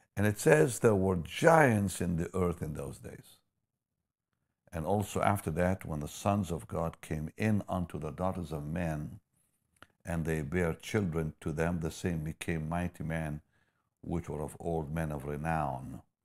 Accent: Israel; moved away; I'm from Israel

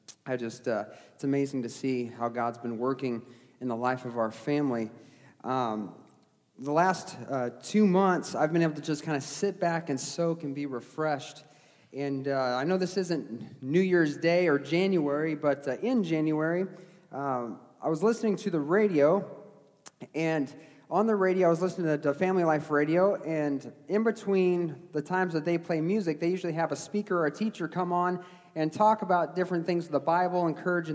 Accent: New England, United States; I was born in New England

